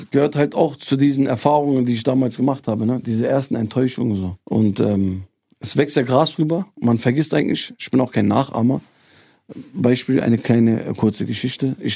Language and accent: German; Turkey; Wir haben Reisen gemacht in meine Heimat nach Türkei.